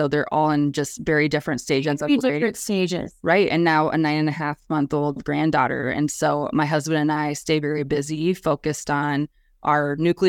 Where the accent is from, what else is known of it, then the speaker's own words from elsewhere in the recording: Colome, South Dakota, United States; also born or lived in Brookings, South Dakota / Sioux Falls, South Dakota; Always have lived in South Dakota.